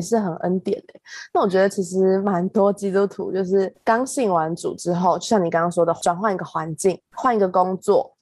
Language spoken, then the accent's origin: Chinese; central Taiwan, Taiwan; moved away as an adult; also born or lived in Taipei; 因为我是中部上来读书的小孩